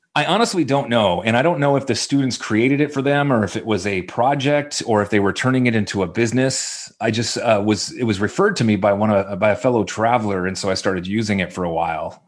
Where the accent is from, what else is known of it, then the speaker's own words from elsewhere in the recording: Orange County, California, United States; I'm actually from Orange County, so I didn't move too far.